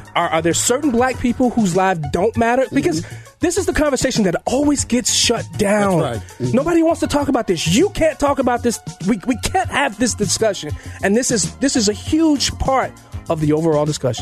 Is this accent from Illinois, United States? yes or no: yes; Chicago, Illinois, United States; I grew up in the Chicago machine, machine Democrat Party, 53rd Ward, 21st Precinct